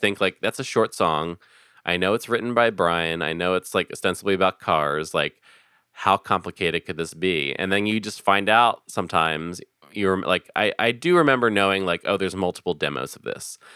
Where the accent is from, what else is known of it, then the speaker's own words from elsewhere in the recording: Philadelphia, Pennsylvania, United States; I'm originally from Philadelphia, uh, born and raised